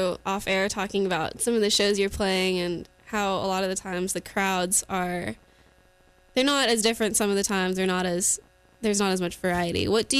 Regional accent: Cary, North Carolina, United States; now in Raleigh, United States; I grew up in Cary pretty much my whole life, and being under 18 near Raleigh and just living in Cary made me really hate the area.

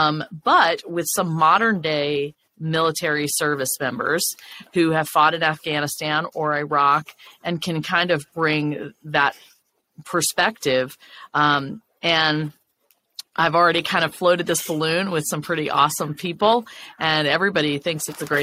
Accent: Mississippi, United States; I'm from Mississippi

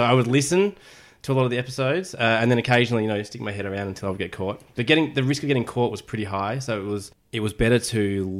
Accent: Melbourne, Victoria, Australia; I grew up in Melbourne. I haven't really moved off page 46 of the Melways.

